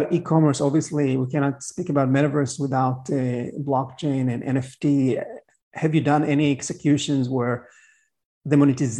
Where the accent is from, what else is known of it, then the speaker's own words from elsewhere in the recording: Miami, Florida, United States; My hometown. Yep.